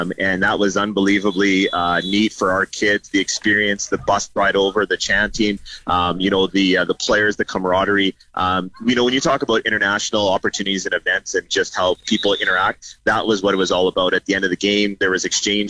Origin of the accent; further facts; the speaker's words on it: Canada; Canadians in our country